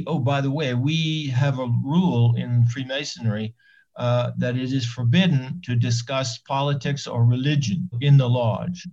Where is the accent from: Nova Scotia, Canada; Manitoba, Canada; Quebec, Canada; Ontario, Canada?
Nova Scotia, Canada; Annapolis Royal; moved away as an adult; also born or lived in New York; now in Israel; I was born there in 1942 and I lived there until I left in 1960.